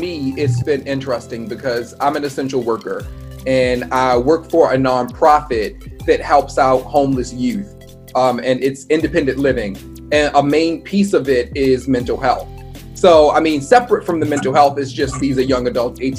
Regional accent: Baltimore County, Maryland, United States; Randallstown, my heart. I don't want to offend anybody on the west side. I understand where I was raised, but yes, I'm definitely all about Baltimore County all day long.

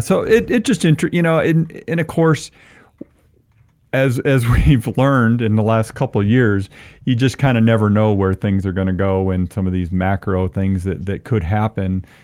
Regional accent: Ann Arbor, Michigan, United States; now in Albuquerque, United States; I'm a Ann Arbor guy. I grew up in Ann Arbor

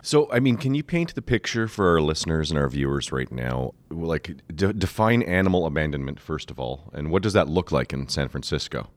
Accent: Canada; I am Canadian

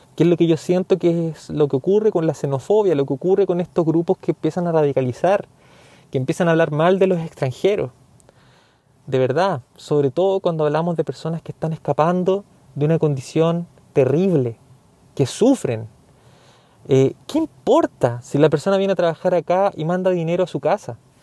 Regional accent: Chile; yo soy chileno.

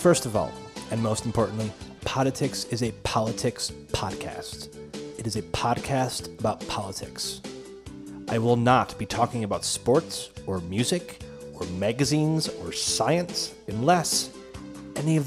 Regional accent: United States; I am an American. I have always lived in America

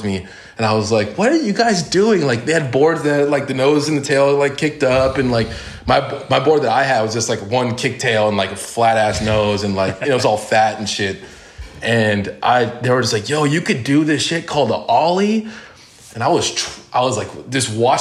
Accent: Laguna Hills, California, United States; I grew up in Laguna Hills, California, which is, you know, right kind of the center of Orange County

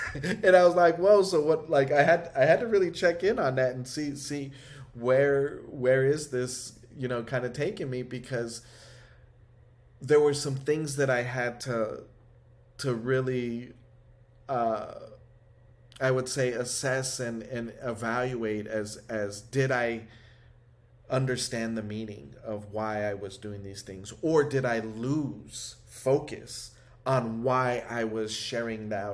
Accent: United States; I grew up in Highland Park

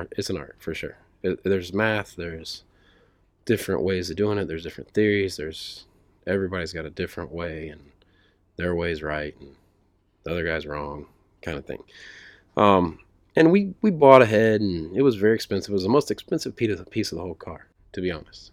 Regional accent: Speedway, Indiana, United States; I grew up in Speedway, right, right by the track

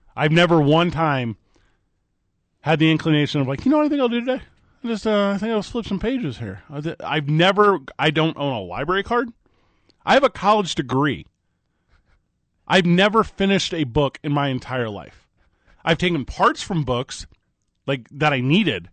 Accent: St. Louis, Missouri, United States; now in Albuquerque, United States; I'm from Saint Louis, Missouri

